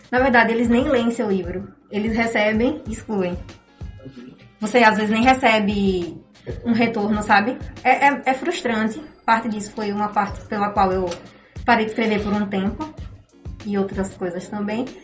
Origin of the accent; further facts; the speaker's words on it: Itaporanga d'Ajuda, Sergipe, Brazil; now in Aracaju, Brazil; eu acho importante dar ênfase que eu sou de Itaporanga, porque como, a gente, como todos nós sabemos, vim do interior e conseguir alguma coisa aqui é muito difícil.